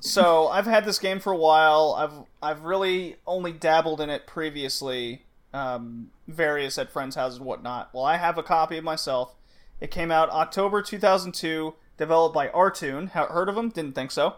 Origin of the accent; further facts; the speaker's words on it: Texas, United States; growing up in Texas